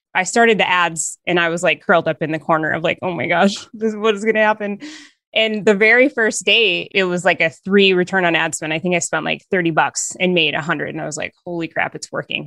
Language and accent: English; Northern Minnesota, United States; I am from Northern Minnesota